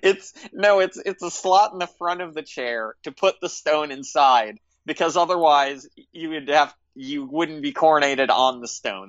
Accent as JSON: {"language": "English", "country": "United States", "said": "as an American"}